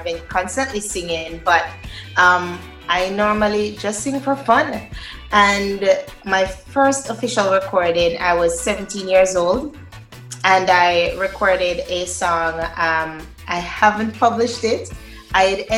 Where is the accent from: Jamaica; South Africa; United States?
Jamaica; Linstead, Saint Catherine; I was born in Linstead. Linstead, St. Catherine, yes.